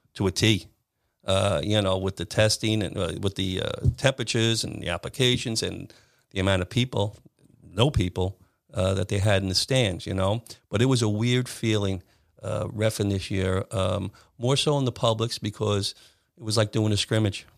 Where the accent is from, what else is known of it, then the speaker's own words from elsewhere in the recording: Williston Park, New York, United States; I grew up in Williston Park